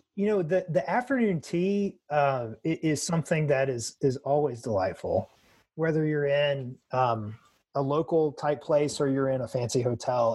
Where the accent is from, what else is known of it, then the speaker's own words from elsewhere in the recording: United States; as an American